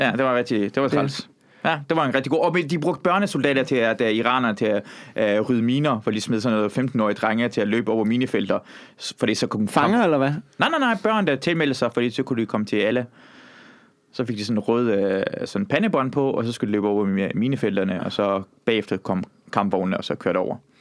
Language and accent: Danish; Iran; now in Denmark; jeg er fra Iran